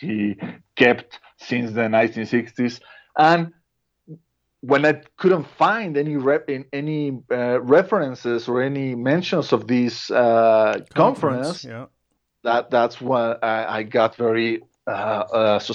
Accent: Mexico; first language Spanish; English is a second language; I'm a Mexican. Spanish is my mother tongue

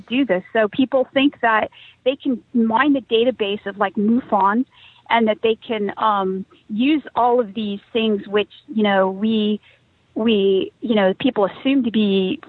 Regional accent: California, United States; I'm from California. I grew up during the dot-com boom there. I live around Silicon Valley

